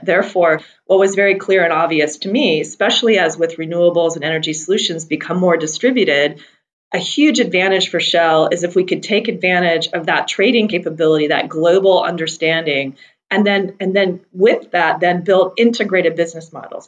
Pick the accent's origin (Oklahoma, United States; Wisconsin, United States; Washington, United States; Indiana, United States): Washington, United States; Seattle; I grew up in Seattle, Washington, hugging trees